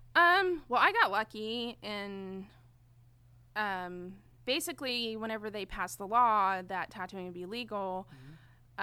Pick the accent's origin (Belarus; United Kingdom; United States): United States; Enid, Oklahoma; moved away as an adult; now in Oklahoma City, United States; I'm from Enid, Oklahoma. So it's like an hour and a half north of here. Mm-hmm. Um, I was born and raised there